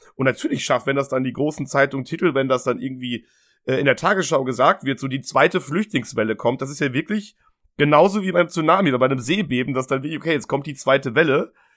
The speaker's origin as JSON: {"language": "German", "country": "Germany", "tie": "born or raised there", "said": "wir sind beide in Deutschland aufgewachsen"}